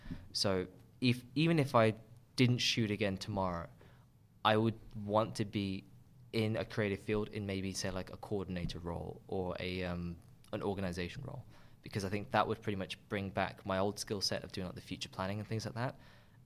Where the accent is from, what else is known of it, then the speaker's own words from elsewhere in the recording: Birmingham, West Midlands, United Kingdom; now in London, United Kingdom; I had a fairly good experience growing up here